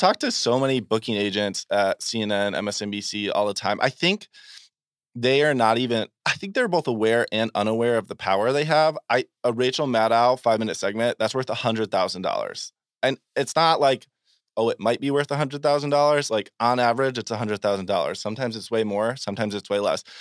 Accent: Vermont, United States; I'm from Vermont

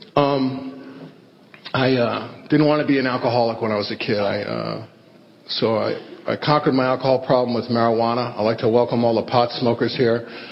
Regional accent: New York City, New York, United States; I grew up in the Bronx with this crazy family

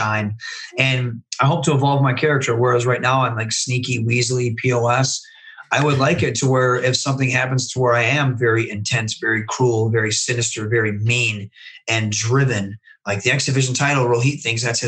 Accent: Michigan, United States; if you look at Michigan, you have the Machine Guns, you have Rhino, you have Kevin Nash, you have Sabu, you have RVD, you have the Steiner Brothers, you have myself

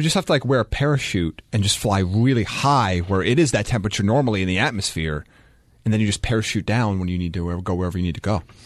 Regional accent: United States; I'm American

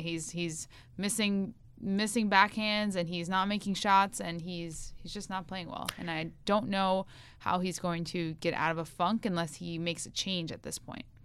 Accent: United States; I'm an American

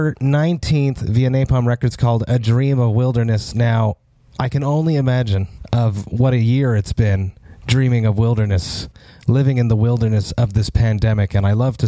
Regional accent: Montreal, Quebec, Canada; my hometown of Montreal

